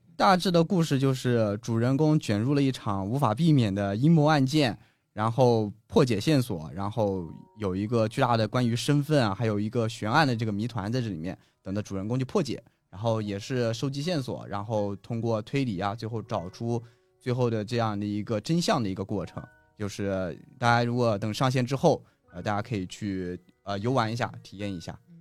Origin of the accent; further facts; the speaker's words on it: China; 作为一个中国人